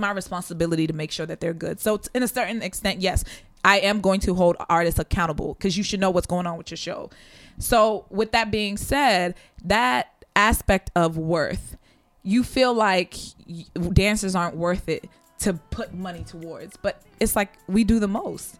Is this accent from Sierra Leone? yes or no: yes; Sierra Leone